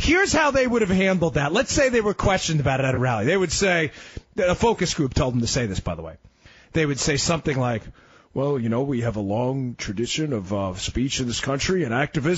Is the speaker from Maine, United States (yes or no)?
no; Queens, New York, United States; For those of you who heard me fill in for Mark before, I'm from Queens. We don't have the money of the Manhattan people. We're never as tough as the Brooklyn and the Bronx kids.